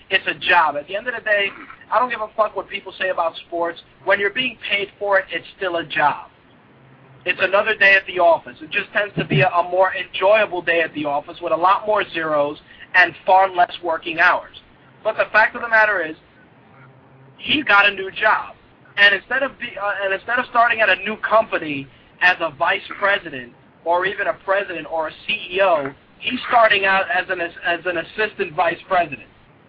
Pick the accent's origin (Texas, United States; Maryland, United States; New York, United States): New York, United States; I'm a New Yorker